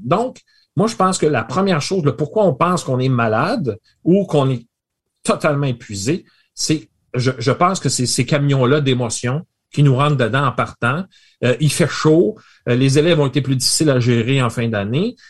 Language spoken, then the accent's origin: French; Rimouski, Quebec, Canada; je viens de Rimouski. J'ai fait mon bac à Rimouski.